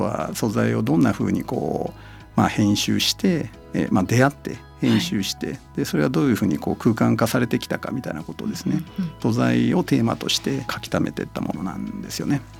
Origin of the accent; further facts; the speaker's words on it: Shiga, Japan; also born or lived in Kyoto; 僕滋賀県出身なので